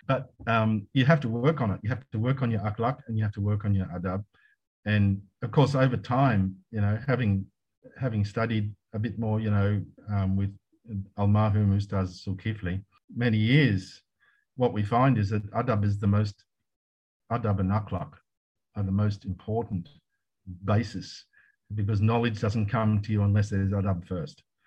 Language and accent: English; Australia; moved away as an adult; now in Malaysia; I was in Australia for many years because I'm an Australian and that's what we Australians